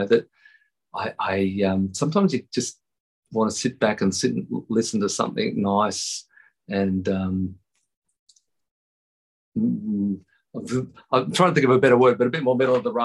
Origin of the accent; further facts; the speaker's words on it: Tamworth, New South Wales, Australia; growing up in Tamworth